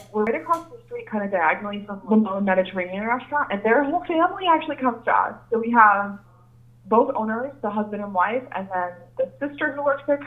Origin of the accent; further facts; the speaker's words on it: Easton, Pennsylvania, United States; I'm from Easton, so I was born and raised in Easton. I went to Easton High School.